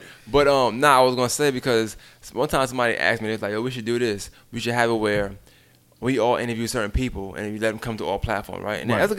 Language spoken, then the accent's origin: English; New York City, New York, United States; now in Augusta, United States; I'm from Brooklyn.